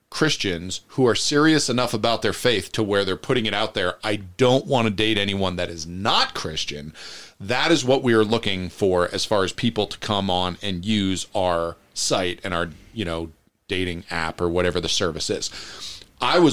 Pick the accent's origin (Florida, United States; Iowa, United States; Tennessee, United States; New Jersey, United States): New Jersey, United States; moved away; I went back to New Jersey to visit my family